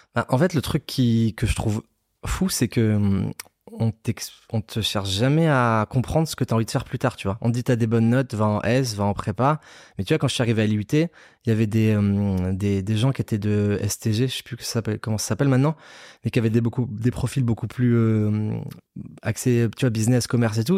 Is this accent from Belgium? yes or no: no; Nice, Provence-Alpes-Côte d'Azur, France; je viens de Nice